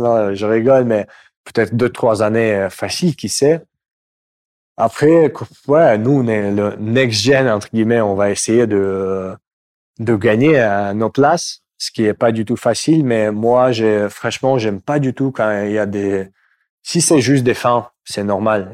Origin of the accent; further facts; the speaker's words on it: Moscow, Russia; French is a second language; moved away; Je viens de Moscou